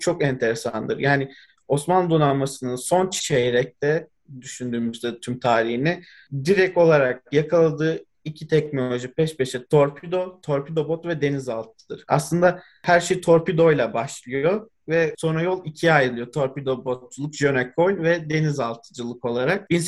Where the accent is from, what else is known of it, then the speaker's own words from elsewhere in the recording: Istanbul, Turkey; Ben Üsküdar'da doğdum, büyüdüm. Aslında biraz daha Çamlıca'da denize uzak bir kısımda yaşıyorum ama her fırsatta Üsküdar sahile balık tutmaya ya da deniz kenarında dolaşmaya gidiyorduk.